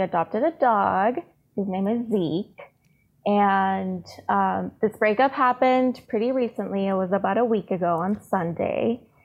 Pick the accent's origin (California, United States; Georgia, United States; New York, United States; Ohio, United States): California, United States; San Diego; also born or lived in Tijuana, Mexico; So I was born in San Diego, but my family is all in Tijuana. So I've always been back and forth across the border